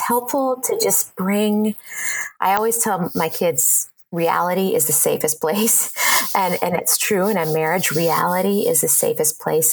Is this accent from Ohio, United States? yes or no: yes; Ohio, United States; moved away as an adult; now in Seattle, United States; I grew up in Ohio in the same small town, lived there all my life